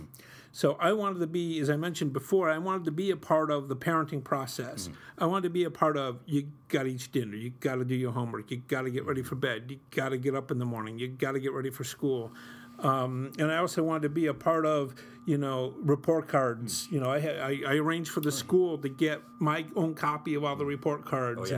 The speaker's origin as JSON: {"language": "English", "town": "Utica", "region": "New York", "country": "United States", "tie": "born or raised there", "said": "when I was growing up in Utica in the 70s and 80s, we struggled financially"}